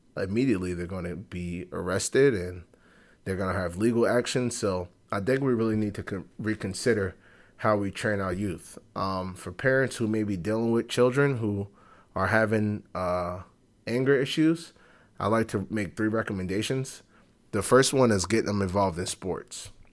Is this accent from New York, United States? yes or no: yes; New York City, New York, United States; growing up on Fordham